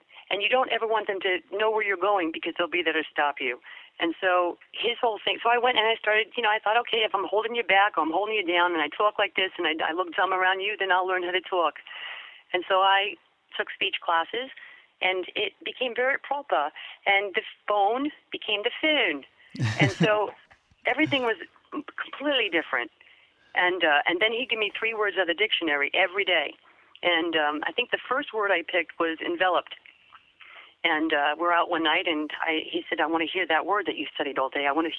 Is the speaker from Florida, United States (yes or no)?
no; New York, United States; accent: New York; he had me lose my New York accent. I used to talk like this.